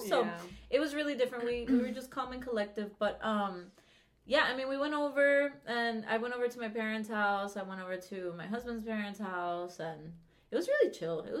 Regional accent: Venezuela; because I'm from Venezuela

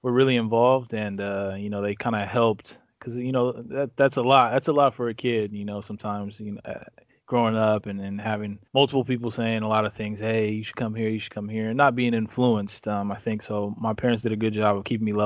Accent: Santa Barbara, California, United States; from my hometown, so from Santa Barbara

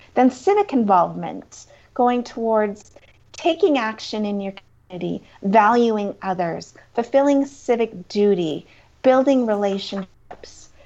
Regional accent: Crowsnest Pass, Alberta, Canada; also born or lived in Lethbridge; I am a Southern Alberta girl. I grew up in the Crows Nest Pass

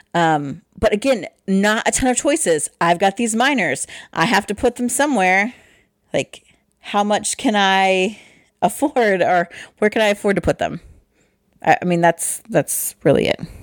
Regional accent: Midwest, United States; we're from the Midwest

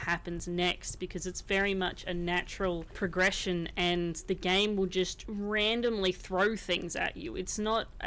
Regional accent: Australia; I'm from Australia. I grew up in Australia, which means I grew up with Australian literature as a kid

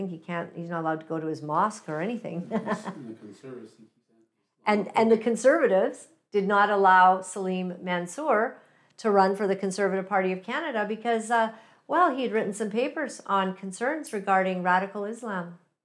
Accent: Uganda; born there; And I'm personally African-American because I was born in Uganda, East Africa.

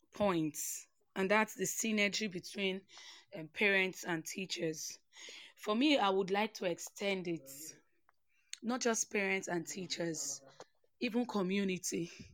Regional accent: Port Harcourt, Rivers State, Nigeria; I grew up in Port Harcourt, Nigeria

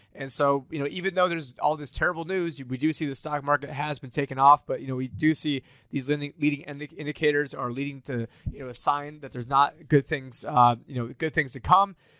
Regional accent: Syracuse, New York, United States; my hometown, Syracuse, New York

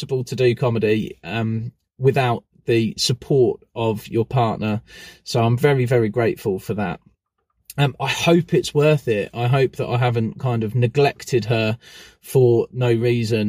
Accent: Newport Pagnell, South East England, United Kingdom; my hometown of Newport Pagnell

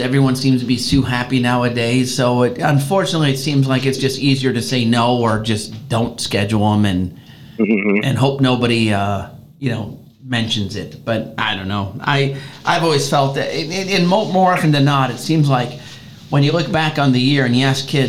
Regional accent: Chicago, Illinois, United States; moved away; I grew up in Chicago

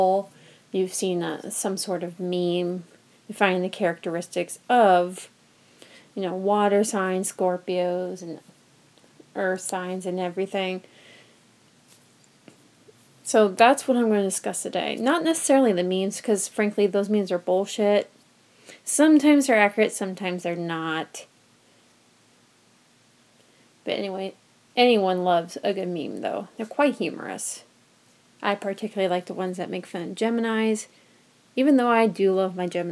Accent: United States; moved away as an adult; now in Omaha, United States; I drove home about 2 hours away from Omaha to my hometown

